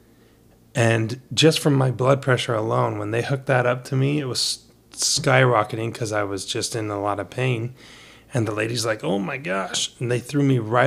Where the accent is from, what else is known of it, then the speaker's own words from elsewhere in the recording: United States; also born or lived in Brazil; I'm a kid from America